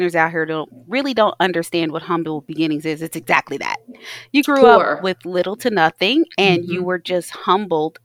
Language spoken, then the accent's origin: English; Taylor Mill, Kentucky, United States; I was raised in Taylor Mill, Kentucky.